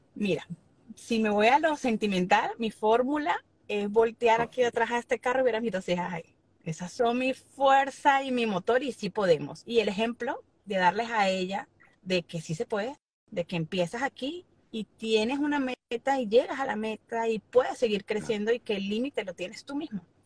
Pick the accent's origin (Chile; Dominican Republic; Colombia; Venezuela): Venezuela; now in Miami, United States; como venezolano